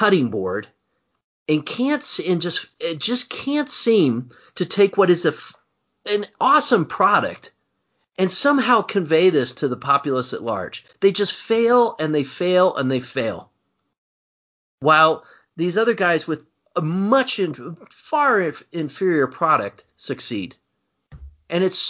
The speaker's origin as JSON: {"language": "English", "region": "Indiana", "country": "United States", "tie": "born or raised there", "said": "growing up in Indiana"}